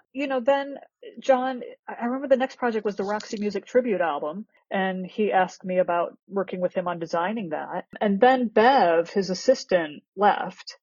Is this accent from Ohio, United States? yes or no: yes; Akron, Ohio, United States; I grew up in Akron, Ohio